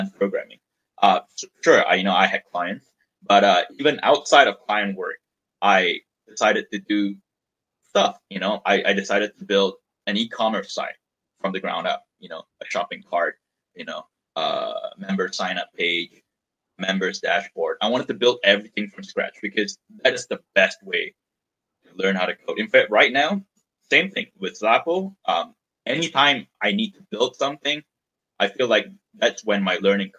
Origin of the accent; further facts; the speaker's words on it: Malaysia; moved away as an adult; now in United States; I was born and raised in Malaysia, and at the time I was in Malaysia